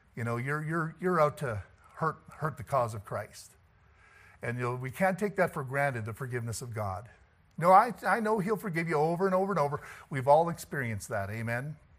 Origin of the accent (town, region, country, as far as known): Canada